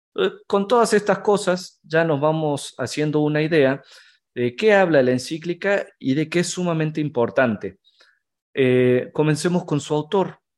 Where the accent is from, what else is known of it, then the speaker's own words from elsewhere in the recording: Argentina; now in Mexico City, Mexico; yo soy argentino, tengo 30 a unas horas de cumplir 31